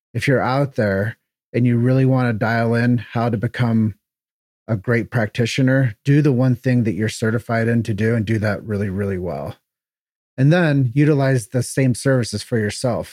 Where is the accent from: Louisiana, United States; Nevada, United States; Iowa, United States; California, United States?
Iowa, United States; Davenport; moved away as an adult; also born or lived in Chicago; Grew up in Davenport, Iowa. Uh, it's where I was, thirty years of my life was spent